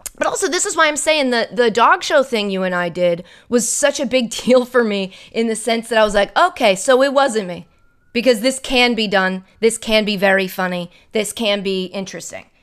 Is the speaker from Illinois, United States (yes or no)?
no; Ashland, Massachusetts, United States; my hometown, Ashland, Massachusetts.